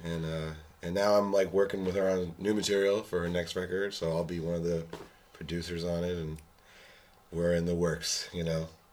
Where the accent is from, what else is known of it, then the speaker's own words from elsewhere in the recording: New York, United States; I grew up in New York